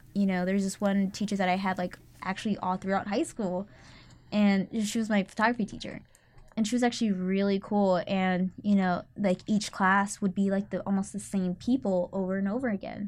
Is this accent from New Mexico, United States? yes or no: no; Katy, Texas, United States; now in Austin, United States; I'm from Katy, Texas